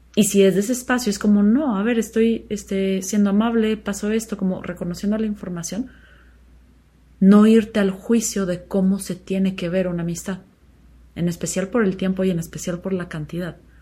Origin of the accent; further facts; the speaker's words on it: Chihuahua, Mexico; moved away as an adult; yo nací en Chihuahua y crecí ahí hasta los 17 años más o menos